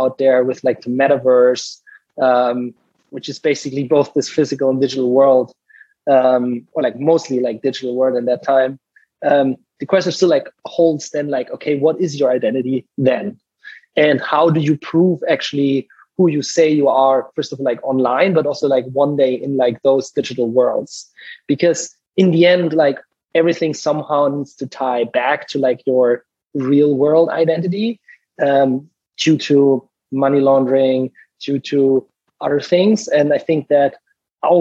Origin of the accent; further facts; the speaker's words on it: Southern Germany, Germany; moved away as an adult; also born or lived in Munich / Stanford, California; now in United States; I'm originally from Germany, like both of you guys, grew up in the southern part there